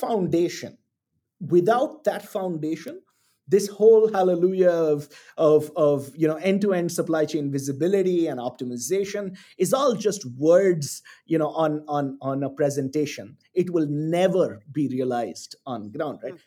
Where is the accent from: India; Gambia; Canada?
India; Chennai, Tamil Nadu; moved away as an adult; also born or lived in Singapore / New York / London; I was born and bred in Chennai in the south of India